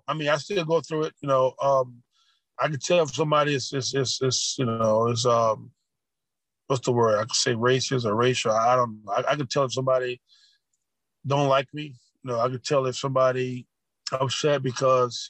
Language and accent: English; Louisiana, United States; I grew up around Confederate flags and seeing those Confederate flags in Louisiana